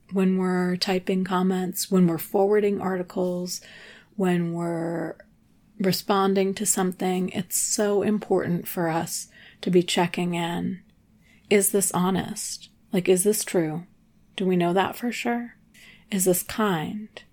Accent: New England, United States; also born or lived in Telluride, Colorado / Nashville / Ventura; now in Los Angeles, United States; I grew up in New England.

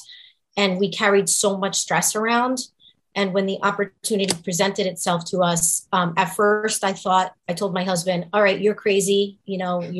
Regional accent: Newark, New Jersey, United States; also born or lived in Kearny, New Jersey; I was born and raised in Newark and in Kearney

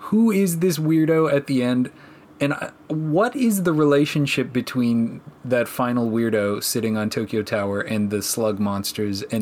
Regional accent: Canada; As a Canadian, I thought about I this say, a lot. Minus 15's not even that cold.

